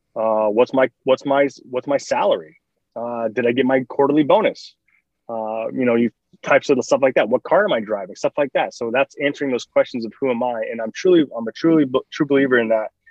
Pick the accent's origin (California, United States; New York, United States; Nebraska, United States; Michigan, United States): Michigan, United States; moved away; I'm from Michigan originally